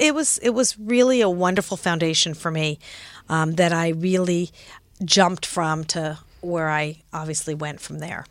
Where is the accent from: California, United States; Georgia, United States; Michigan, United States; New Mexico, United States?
California, United States; Los Angeles; moved away as an adult; also born or lived in San Francisco / Frankfurt, Germany / New York; was born in San Francisco, grew up in Los Angeles, lived in Frankfurt, Germany for three years because my father was a doctor in the Army and, uh, then came back to L